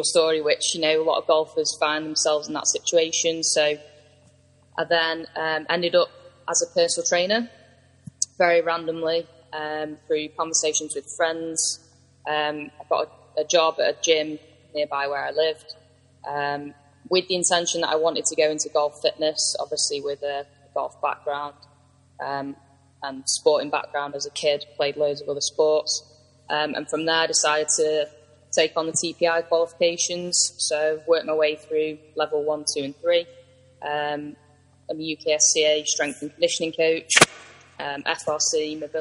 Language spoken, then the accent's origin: English; Manchester, North West England, United Kingdom; I'm from Manchester